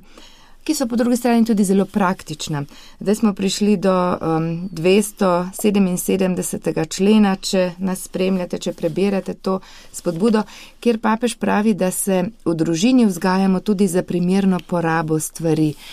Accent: Slovenia; Slovenci smo dosti krat znani po tem

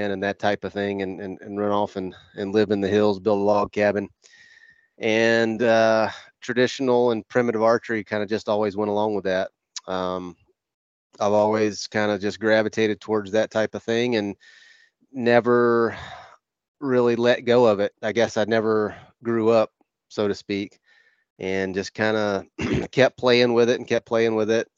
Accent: Northwest Florida, United States; I grew up in Northwest Florida. I grew up on a ranch

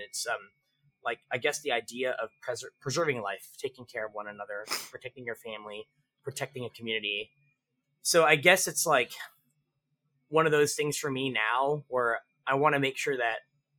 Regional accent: Philippines; I'm a I'm the Filipino Energizer Bunny.

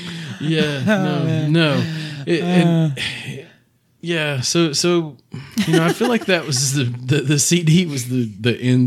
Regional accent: East Tennessee, United States; growing up in East Tennessee and Mexico

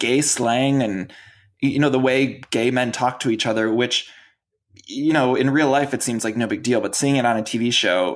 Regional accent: Ohio, United States; I'm from Ohio in a very conservative town.

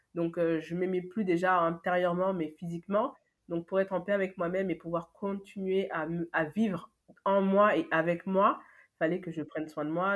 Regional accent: Paris, Île-de-France, France; also born or lived in Lyon / Senegal (ancestry); je suis née à Lyon. après, voilà, je vis depuis, bah, je pense, mes un an jusqu'à aujourd'hui à Paris.

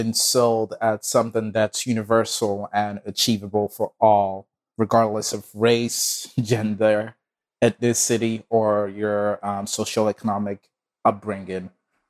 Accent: Nigeria; also born or lived in Texas / New York City; now in Brooklyn, New York, United States; I'm from Nigeria. I currently live in Brooklyn, New York.

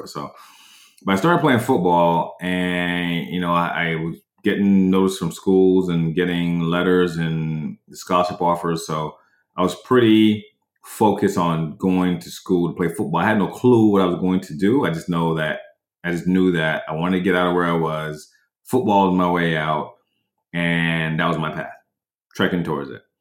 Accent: New York, United States; I came from New York to Orlando, Florida for six months.

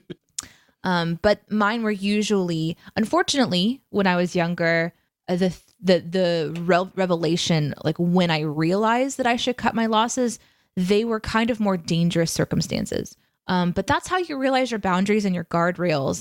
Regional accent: Midwest, United States; I am from the Midwest

